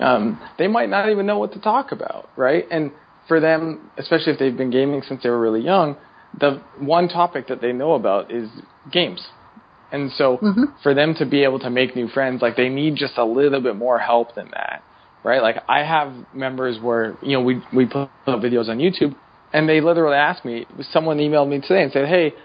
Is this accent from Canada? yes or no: yes; Canada; now in United States; When I moved from Canada to the U.S., I also lost a percentage of my friends because I no longer lived in the same town.